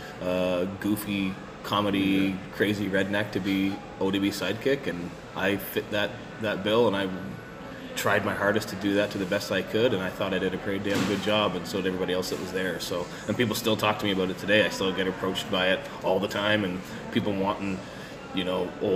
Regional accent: Canada; as a Canadian independent wrestler.

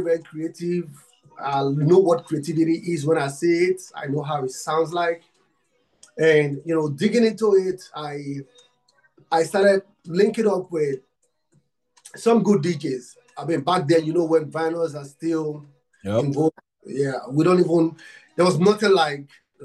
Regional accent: Nigeria; I'm from Africa, Nigeria. I'm from Nigeria

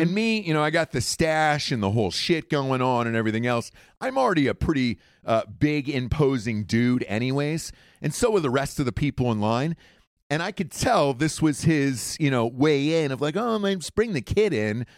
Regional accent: Atlanta, Georgia, United States; moved away; I grew up in Atlanta. Uh, we moved there when I was, I think, maybe three or four years old

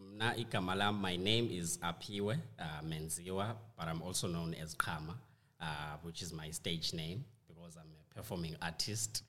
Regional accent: South Africa; we in South Africa, we say awe.

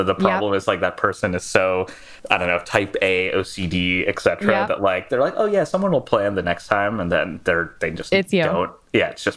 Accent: New York, United States; I grew up in New York. I went to college here and I'm still here.

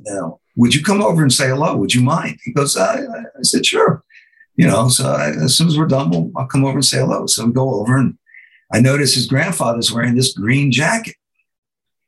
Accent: Red Bank, New Jersey, United States; Red Bank, New Jersey, sort of my hometown

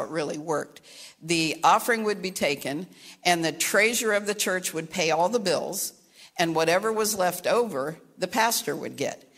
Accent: Caldwell, Ohio, United States; also born or lived in Kentucky; I was born in Kentucky, raised in southern Ohio

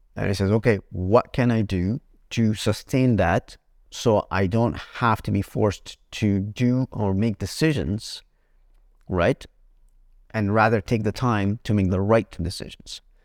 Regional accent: Egypt; moved away; we come from Egypt

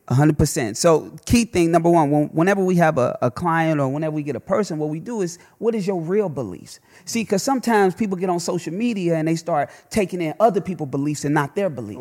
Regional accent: Chicago, Illinois, United States; I'm a kid from Chicago. My daddy got killed when I was one.

